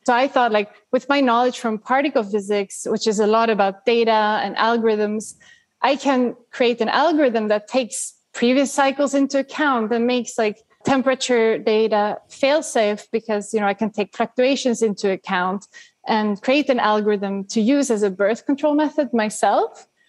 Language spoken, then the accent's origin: English; Sweden; growing up in Sweden